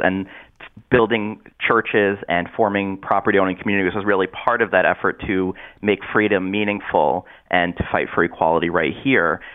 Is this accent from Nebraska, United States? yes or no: no; Middletown, Connecticut, United States; I'm a Middletown native